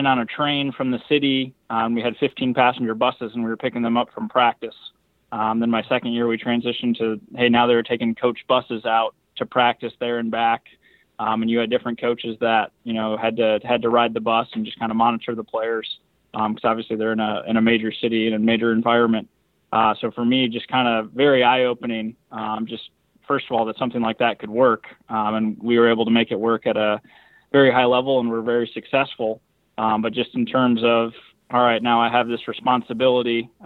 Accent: Belvidere, Illinois, United States; growing up in the Midwest, you know, grew up like an hour north of Chicago and in Belvedere, Illinois.

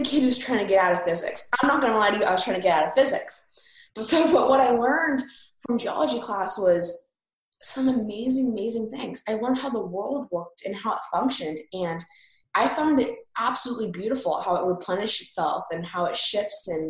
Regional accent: Indiana, United States; from Indiana

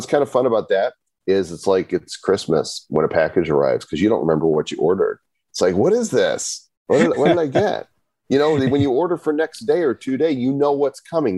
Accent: Northbrook, Illinois, United States; I grew up in Northbrook Court

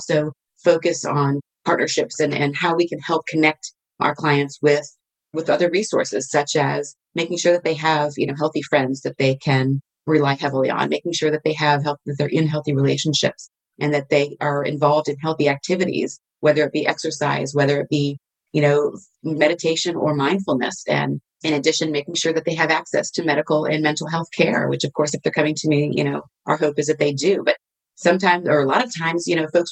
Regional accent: Virginia, United States; moved away; also born or lived in Texas / California; Originally Virginia, and then moved to Texas, believe it or not, and lived there for several years, and then moved back to Virginia

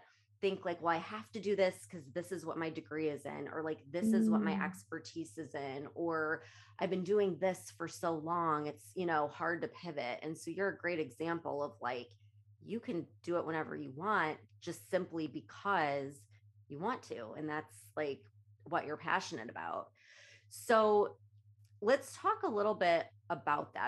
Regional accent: Illinois, United States; now in Florida, United States; I'm from Illinois

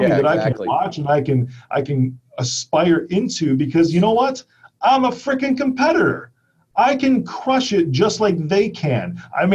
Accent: Chicago, Illinois, United States; I'm from Chicago

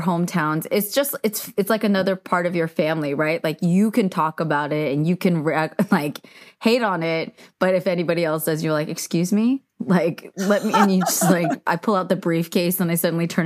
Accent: San Francisco, California, United States; moved away; born and raised out there

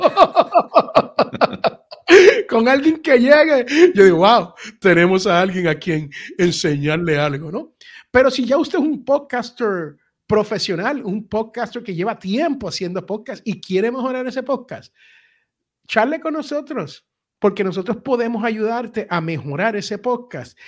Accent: United States; aquí en la gran nación norteamericana donde yo nací

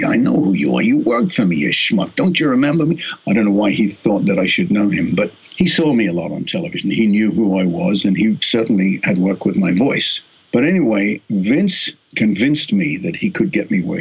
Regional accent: Australia; accent: Australian; moved away as an adult; also born or lived in United States; my Australian accent

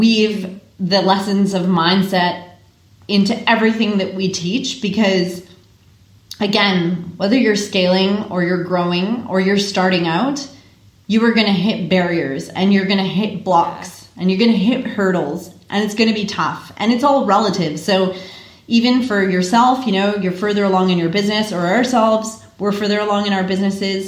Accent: Canada; now in Australia; as a Canadian

